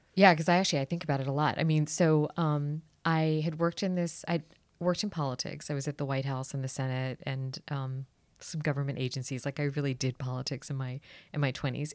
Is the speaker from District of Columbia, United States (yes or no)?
yes; Washington, District of Columbia, United States; I actually grew up here in D C